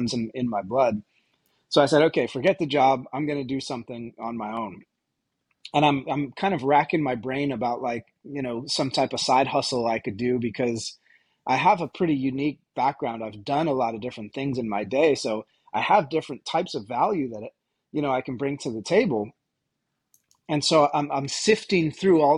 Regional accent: Vermont, United States; moved away as an adult; also born or lived in New York City; I'm originally from Vermont

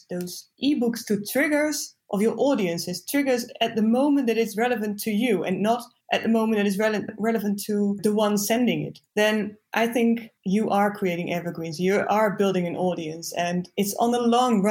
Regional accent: east of the Netherlands, Netherlands; also born or lived in Rotterdam / Zwolle; I grew up in the east of the Netherlands

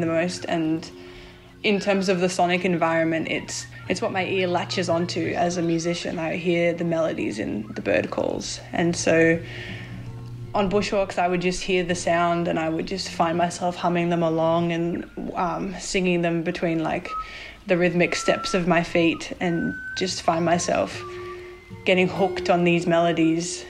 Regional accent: Blue Mountains, New South Wales, Australia; now in Wollongong, Australia; I'm originally from the Blue Mountains and currently living in Wollongong

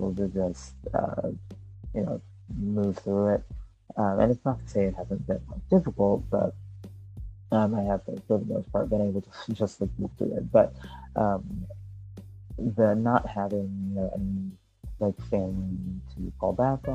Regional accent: Michigan, United States; also born or lived in Chicago; I'm from Michigan, but and I live in Michigan now.

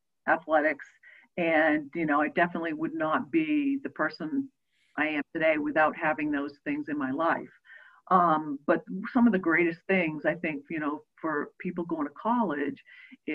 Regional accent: Maine, United States; moved away; also born or lived in Massachusetts; I grew up in Maine, long way from here

